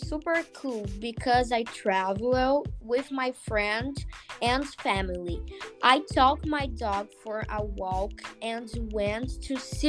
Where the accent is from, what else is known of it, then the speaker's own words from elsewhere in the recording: Brazil; English is a second language; I am 13 years old. I am from Brazil.